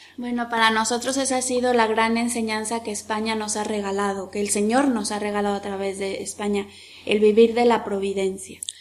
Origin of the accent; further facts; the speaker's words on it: Mexico; como los mexicanos que nos llamamos siempre con Guadalupe